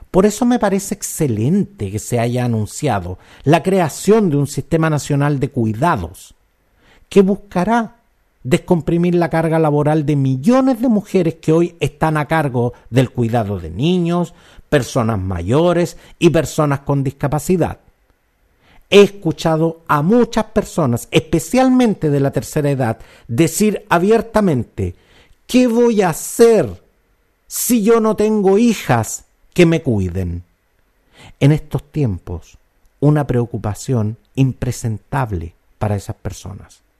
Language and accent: Spanish; Chile; Los chilenos somos súper buenos para echarle la culpa al empedrado. Lo digo yo que soy chileno y desde donde también me incluyo en esta crítica.